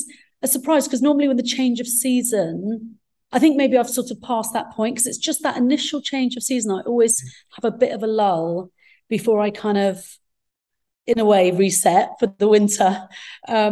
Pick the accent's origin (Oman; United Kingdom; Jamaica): United Kingdom; England; first language Arabic; English is a second language; also born or lived in Egypt; I was born in Egypt, came to England when I was three, started school at the age of four, not speaking any English